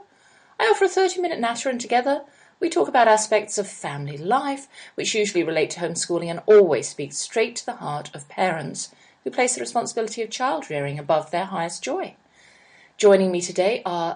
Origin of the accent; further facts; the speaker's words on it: United Kingdom; I am British